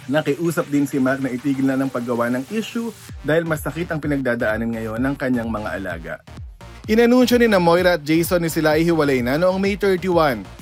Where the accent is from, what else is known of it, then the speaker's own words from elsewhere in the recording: Mindanao, Philippines; Yes, meron pa kasi um, from Mindanao po ako.